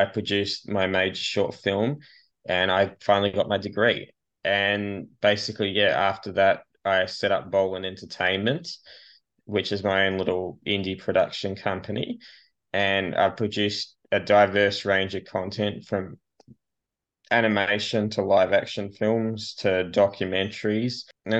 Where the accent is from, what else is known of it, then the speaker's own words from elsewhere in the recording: Australia; I'm an Australian filmmaker and actor, a bit of a maverick.